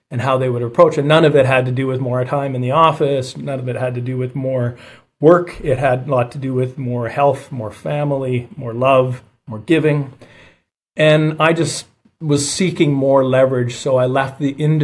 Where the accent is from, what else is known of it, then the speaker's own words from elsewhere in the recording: Calgary, Alberta, Canada; I was born and raised in Calgary, Alberta, Canada